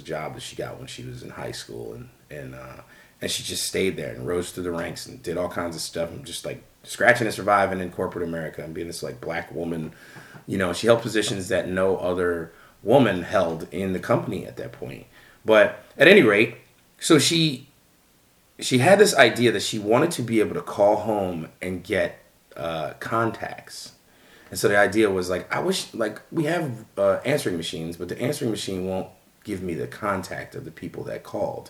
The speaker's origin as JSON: {"language": "English", "town": "Philadelphia", "region": "Pennsylvania", "country": "United States", "tie": "born or raised there", "also_born_or_lived": "New Jersey", "moved": "as an adult", "lives_now": "Chicago, United States", "said": "I grew up in Mount Airy"}